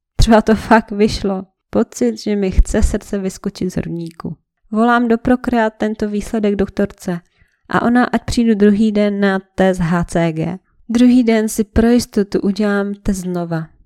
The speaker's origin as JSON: {"language": "Czech", "country": "Czechia", "said": "jsem Čech jak poleno"}